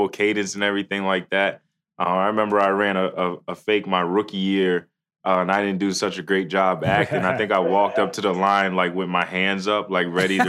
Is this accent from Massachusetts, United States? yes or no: yes; Boston, Massachusetts, United States; now in Moorpark, United States; I'm from the East Coast, in Boston specifically